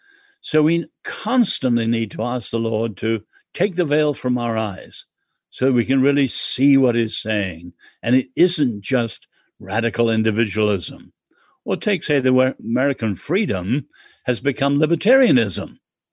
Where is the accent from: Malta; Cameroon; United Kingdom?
United Kingdom; England; I'm English.